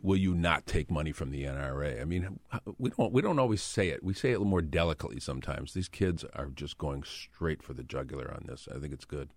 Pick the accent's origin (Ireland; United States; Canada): United States; Flint, Michigan; Flint is, is my hometown